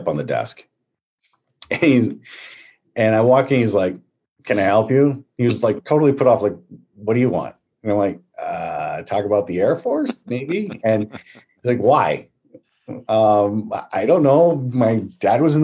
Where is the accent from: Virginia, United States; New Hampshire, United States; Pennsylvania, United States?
New Hampshire, United States; Nashua; also born or lived in Los Angeles; now in New York, United States; I grew up in Nashua, New Hampshire, right on the Massachusetts border